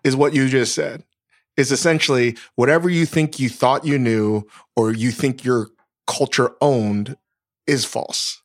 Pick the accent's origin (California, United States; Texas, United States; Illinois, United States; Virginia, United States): Virginia, United States; Northern; moved away; I grew up in Northern Virginia, v, like, basically the Mid-Atlantic South